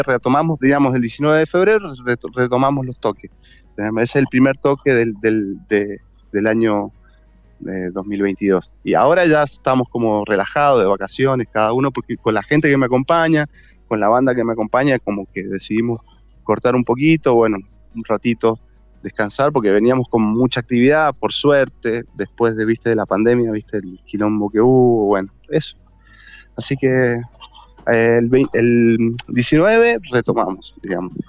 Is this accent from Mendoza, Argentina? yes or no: yes; Mendoza, Argentina; soy de Mendoza